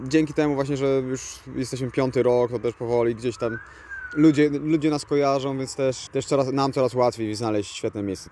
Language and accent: Polish; Tricity, Pomeranian Voivodeship, Poland; ja jestem akurat z Trójmiasta